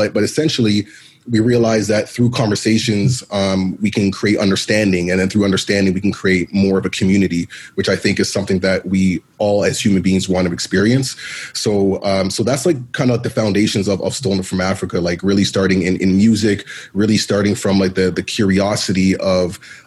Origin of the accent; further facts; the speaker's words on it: Toronto, Ontario, Canada; me being a black male being born and raised in Toronto of Jamaican parents, Jamaican descent